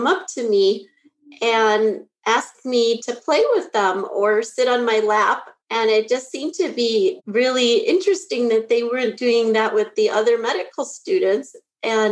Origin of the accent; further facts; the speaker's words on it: Bismarck, North Dakota, United States; now in Naperville, United States; I actually grew up in Bismarck, North Dakota.